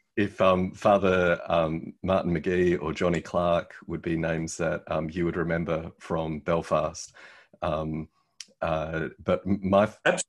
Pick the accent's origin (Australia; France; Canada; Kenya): Australia; this Aussie